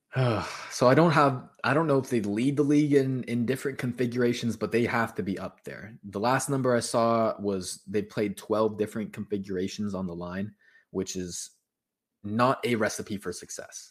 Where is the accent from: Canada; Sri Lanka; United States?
Canada; Toronto, Ontario; I'm actually from Toronto